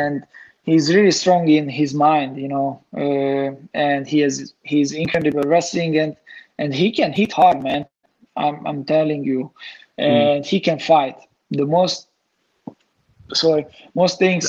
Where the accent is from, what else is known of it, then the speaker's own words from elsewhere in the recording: Hungary; in Hungary, in my hometown.